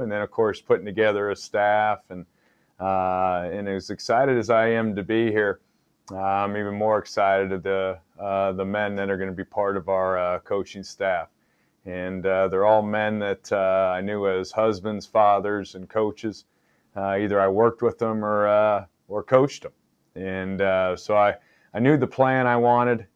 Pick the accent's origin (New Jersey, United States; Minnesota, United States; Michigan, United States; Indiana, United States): Indiana, United States; Bloomington; I'm from the state of Indiana. Uh, I went and played high school at Bloomington South High School